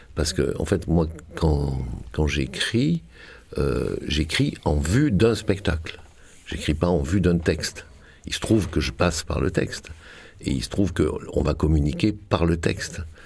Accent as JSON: {"language": "French", "town": "Marseille", "region": "Provence-Alpes-Côte d'Azur", "country": "France", "moved": "yes", "said": "je suis de Marseille, euh, et je suis parti de Marseille"}